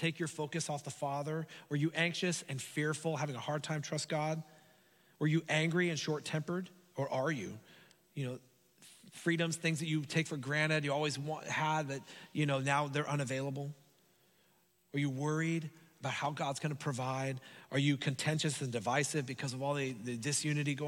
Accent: Hayward, California, United States; I grew up in Hayward, like San Lorenzo area

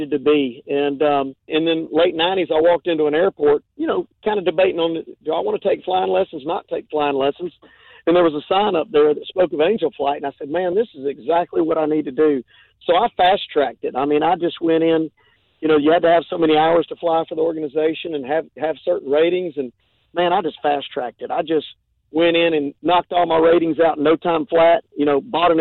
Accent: Lilburn, Georgia, United States; also born or lived in Jackson County, Georgia; I grew up in Lilburn, Georgia, moved out to Jackson County.

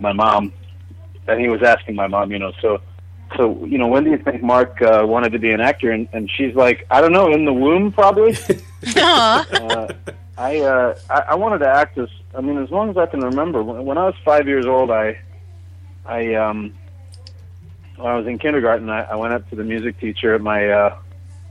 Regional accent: Vancouver, British Columbia, Canada; I was born and raised in Vancouver, Canada, which is on the west coast of Canada

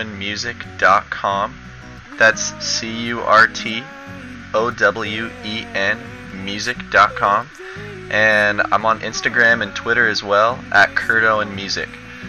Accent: San Diego, California, United States; And I was born and raised in San Diego.

